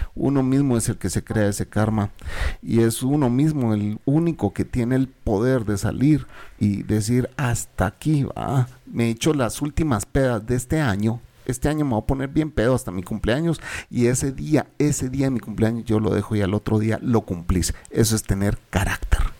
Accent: Guatemala; also born or lived in El Salvador; yo soy guatemalteco

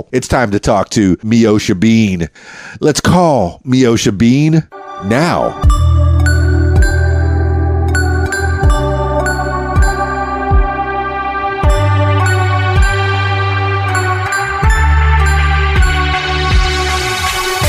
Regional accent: Miami, Florida, United States; moved away as an adult; now in Arkansas, United States; born and raised in Miami

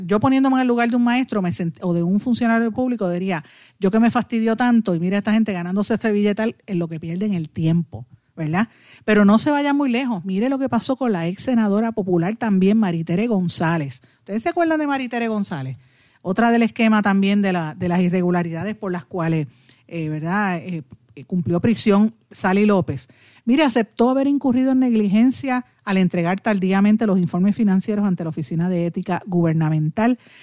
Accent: Puerto Rico

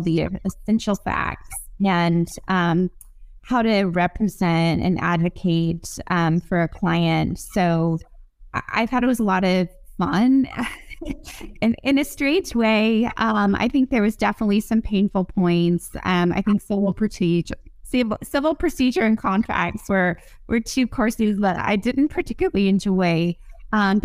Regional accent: Arizona, United States; moved away as an adult; also born or lived in Fairfax County, Virginia; So I'm from Arizona

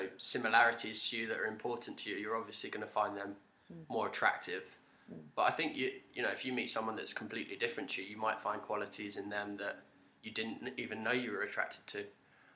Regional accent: London, United Kingdom; moved away as an adult; now in Australia; I'm from London in the UK. I've lived in Australia now for 6 years

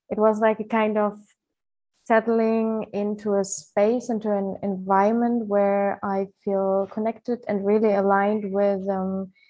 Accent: Ukraine; born there; English is a second language; also born or lived in Germany; I was born in Ukraine, but I lived like a long time of my life in Germany.

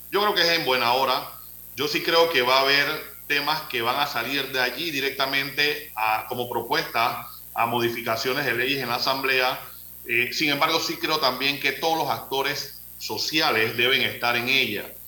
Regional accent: Panama; como panameños

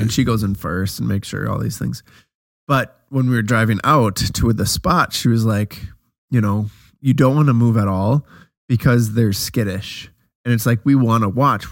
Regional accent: Wisconsin, United States; we're from Wisconsin

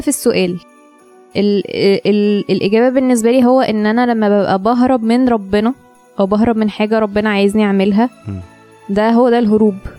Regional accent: Egypt; احنا مصريين وربنا حطينا في البلد دي

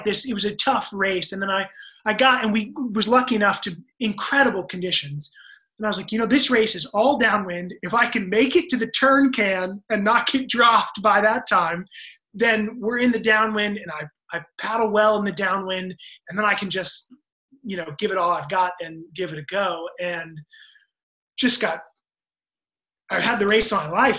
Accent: United States; as an American

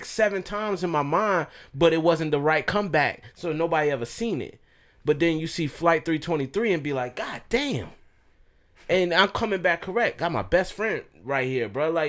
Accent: the South, United States; I grew up in the South with my dad

